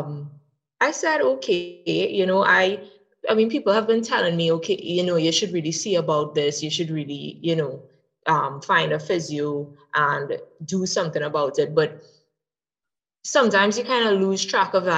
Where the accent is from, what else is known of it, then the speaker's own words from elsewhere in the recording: Trinidad & Tobago; I'm from Trinidad and Tobago.